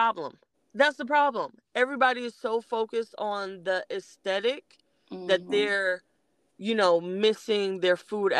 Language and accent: English; Los Angeles, California, United States; now in Georgia, United States; I'm from Los Angeles.